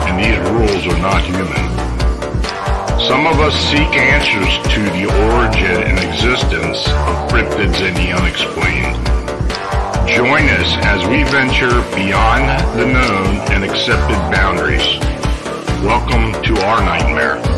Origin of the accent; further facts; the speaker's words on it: Duncannon, Pennsylvania, United States; So we were hiking near the part of the Appalachian Trail where I grew up in Duncannon, and the Appalachian Trail runs through the town.